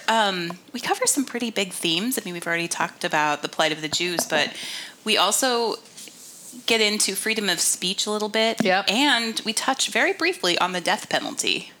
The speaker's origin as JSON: {"language": "English", "country": "United States", "said": "being an American"}